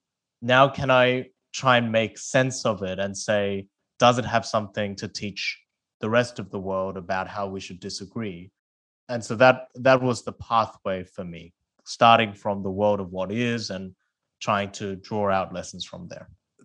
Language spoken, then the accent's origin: English; South Korea; English is a second language; moved away; I started debating because I moved from South Korea to Australia and didn't speak the English language.